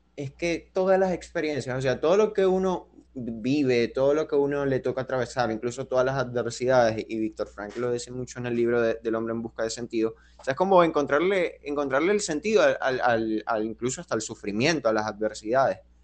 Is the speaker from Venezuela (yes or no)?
yes; Venezuela; nosotros crecimos así, como con la idea de que en Venezuela es como que tú te graduabas